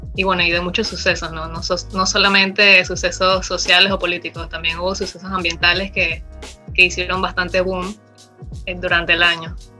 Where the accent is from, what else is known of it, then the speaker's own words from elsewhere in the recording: Panama; tengo 23 años, soy panameña